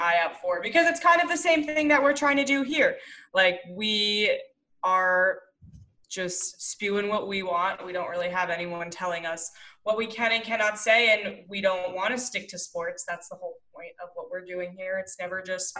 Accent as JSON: {"language": "English", "region": "New York", "country": "United States", "said": "I'm from New York"}